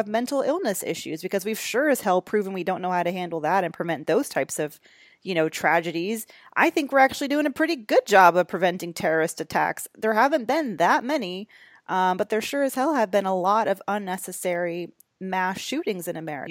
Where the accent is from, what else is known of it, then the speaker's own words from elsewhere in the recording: United States; as an American